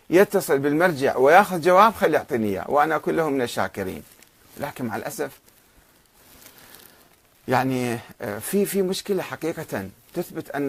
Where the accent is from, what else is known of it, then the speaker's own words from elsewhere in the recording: Karbala, Karbala Governorate, Iraq; أنا إنسان ابن كربلاء وبالتالي ابن النجف وابن العراق